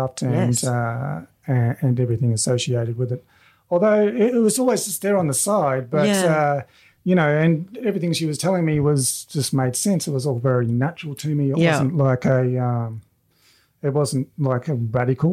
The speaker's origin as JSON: {"language": "English", "region": "Tasmania", "country": "Australia", "tie": "born or raised there", "said": "I grew up in Tassie, and if anyone knows Tasmania, it is a beautiful place."}